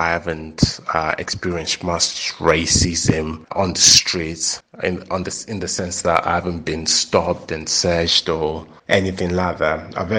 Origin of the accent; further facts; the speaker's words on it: Zimbabwe; now in United Kingdom; Our world is back home in Zim. But it's a sad existence because we've become British and we are British